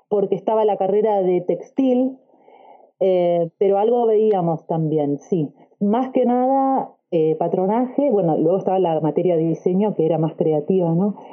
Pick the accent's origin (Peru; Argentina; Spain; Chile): Argentina; now in Australia; soy argentina y vivo en Australia.